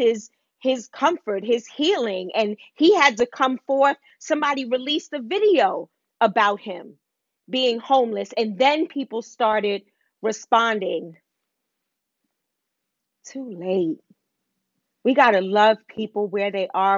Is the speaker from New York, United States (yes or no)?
yes; New York City, New York, United States; moved away; also born or lived in Bronx; I'm from Harlem. Harlem rocks